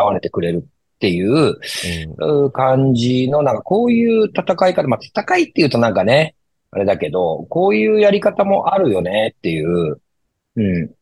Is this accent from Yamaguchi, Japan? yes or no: yes; Shimonoseki, Yamaguchi, Japan; 僕はあのエリア生まれ、あのエリア育ちなんで